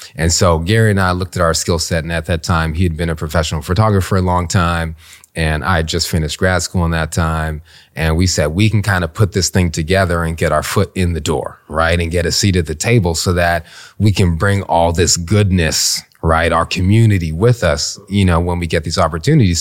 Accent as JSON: {"language": "English", "country": "Canada", "tie": "born or raised there", "moved": "as an adult", "lives_now": "Washington, D.C., United States", "said": "came from Canada. My parents immigrated to Canada from the Caribbean. I was born there"}